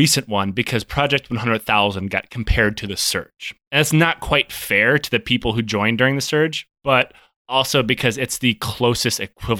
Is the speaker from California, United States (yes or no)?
no; Michigan, United States; You know, I grew up in Michigan.